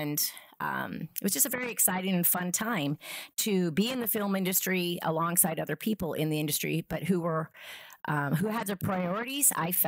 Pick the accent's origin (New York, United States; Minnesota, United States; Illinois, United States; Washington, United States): Washington, United States; Oak Harbor; also born or lived in Spain; Well, background wise, I mostly grew up in Washington State. I was born in Spain to a Puerto Rican father and Irish mother. You know, we moved a lot when I was younger. We're a military family. But for the most part, I grew up on Whidbey Island, really cool little town, Oak Harbor.